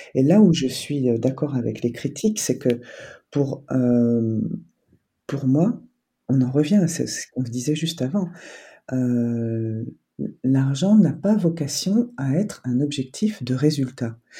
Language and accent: French; France; je suis né en France